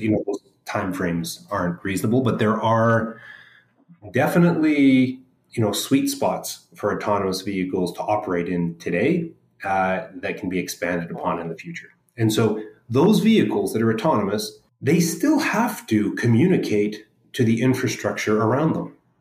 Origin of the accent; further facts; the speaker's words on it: Edmonton, Alberta, Canada; moved away as an adult; now in Vancouver, Canada; most of my growing up in Edmonton